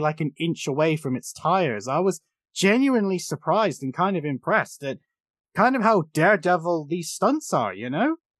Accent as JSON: {"language": "English", "country": "United Kingdom", "said": "as a British fool"}